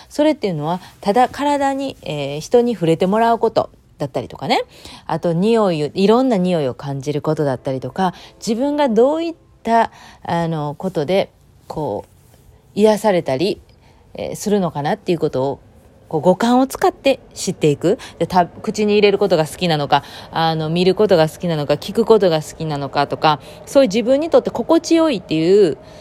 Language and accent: Japanese; Japan; moved away; 日本の方は秋の運動会とか、また私の地元だったら秋祭りとかあって